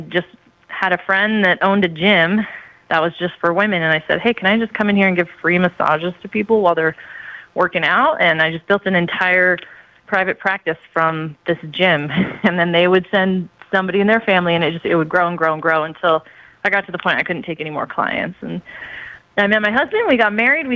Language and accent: English; Kansas City, Missouri, United States; I grew up in Kansas City, Missouri, in a family that was pretty poor